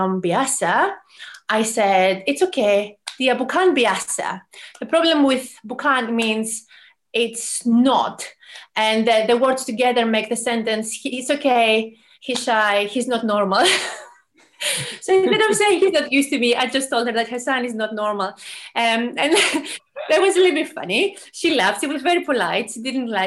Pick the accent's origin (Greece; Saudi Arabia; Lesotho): Greece; moved away as an adult; also born or lived in Malaysia; now in London, United Kingdom; I come from Greece originally. So I was born and raised in Greece